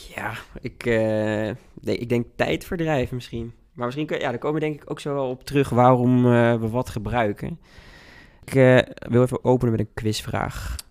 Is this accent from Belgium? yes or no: no; Hengelo, Overijssel, Netherlands; moved away as an adult; now in Utrecht, Netherlands; ik ben wel afkomstig uit Hengelo en kom in de weekenden vaak terug